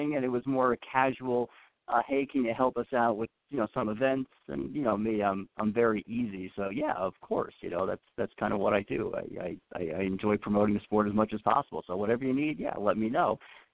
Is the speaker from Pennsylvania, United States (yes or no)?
no; Long Island, New York, United States; I grew up on Long Island saltwater fishing